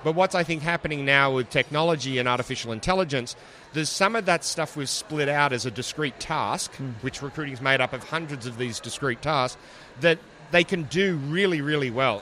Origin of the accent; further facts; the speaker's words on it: Australia; accent: Australian; moved away as an adult; also born or lived in Seattle, United States / Toronto, Canada / Ottawa, Canada; now in Atlanta, United States; my stupid australian accent